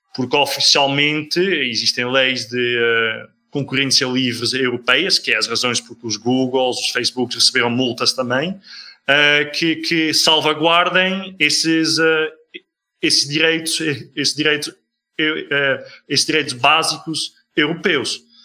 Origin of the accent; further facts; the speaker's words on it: Netherlands; now in Portugal; Eu sou holandês